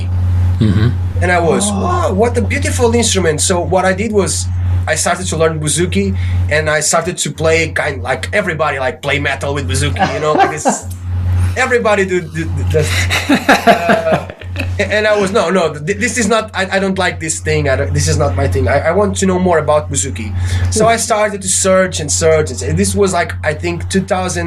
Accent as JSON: {"language": "English", "country": "Portugal", "tie": "born or raised there", "said": "I joined my friends here from my hometown"}